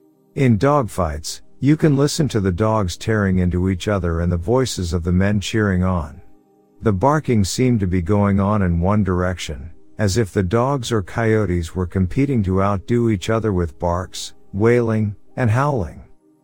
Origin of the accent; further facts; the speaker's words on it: Alberta, Canada; I'm from Alberta, Canada. Take this as you will, and I promise you it's not a word of lies. I grew up with Bigfoot.